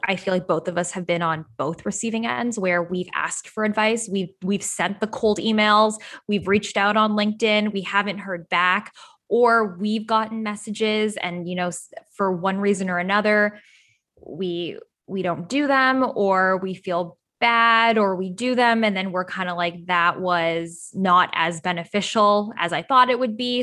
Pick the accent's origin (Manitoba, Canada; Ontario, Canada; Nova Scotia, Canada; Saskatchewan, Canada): Ontario, Canada; Toronto; moved away as an adult; now in Los Angeles, United States; I was born and raised in Toronto